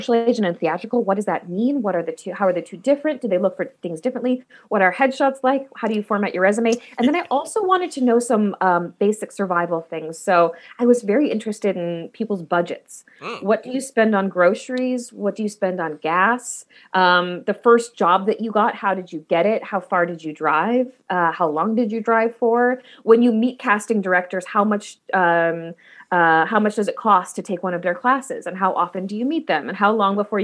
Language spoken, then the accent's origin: English; Milwaukee, Wisconsin, United States; now in Los Angeles, United States; I'm from Milwaukee. I'm from the big city in Wisconsin, which is Milwaukee.